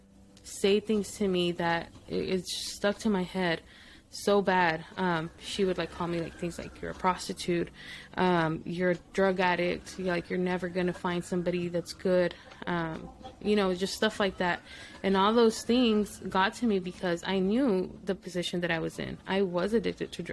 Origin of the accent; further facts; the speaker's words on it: El Paso, Texas, United States; first language Spanish; English is a second language; also born or lived in Mexico / Midland, Texas; Now I'm living 4 hours away from my hometown.